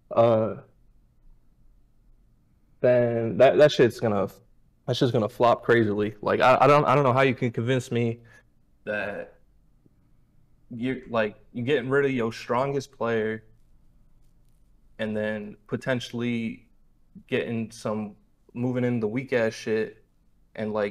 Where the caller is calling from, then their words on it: Dar es Salaam, Tanzania; Uh, Dar es Salaam, Tanzania.